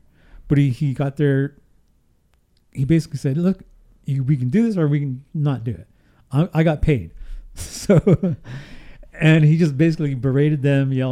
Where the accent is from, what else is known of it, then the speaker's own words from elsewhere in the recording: Houston, British Columbia, Canada; moved away; Houston, which is my hometown.